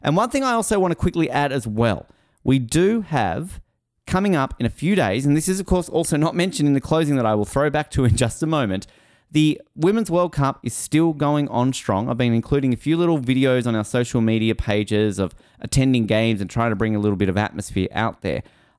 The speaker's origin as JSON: {"language": "English", "country": "Australia", "said": "get excited because as an Australian, I'm going to be getting a Canadian angle in this country"}